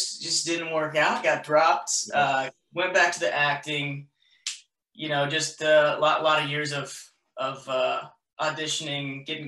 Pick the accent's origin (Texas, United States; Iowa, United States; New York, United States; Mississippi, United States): Iowa, United States; Des Moines; I grew up in Iowa, in the Des Moines area.